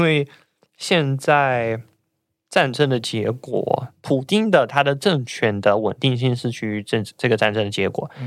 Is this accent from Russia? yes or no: yes; Russia; Chinese is a second language; moved away as an adult; now in Taiwan; 我老家一个小镇，然后我们那边是有几个人被，就是，应该是有十几个人被，就是被征召去那边